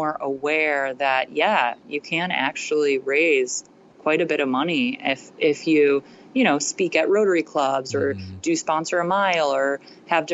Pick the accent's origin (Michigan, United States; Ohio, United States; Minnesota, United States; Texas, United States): Ohio, United States; also born or lived in Australia; I'm from Ohio.